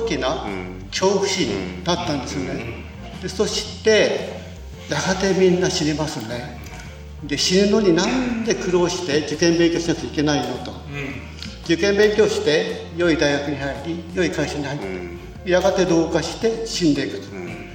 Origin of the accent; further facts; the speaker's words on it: Chitose, Hokkaido, Japan; also born or lived in Muroran; 室蘭で生まれて千歳で育った